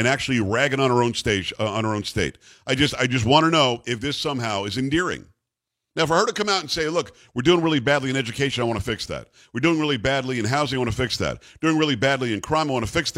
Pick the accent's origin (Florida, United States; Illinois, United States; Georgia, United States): Florida, United States; also born or lived in New York / Michigan; now in Texas, United States; I grew up in Florida